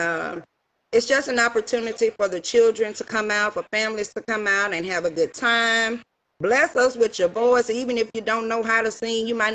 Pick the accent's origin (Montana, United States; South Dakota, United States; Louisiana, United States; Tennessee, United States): Louisiana, United States; Shreveport; now in Wichita, United States; I am originally from Shreveport, Louisiana. I currently reside in Wichita, Kansas. Soon I'll be coming back home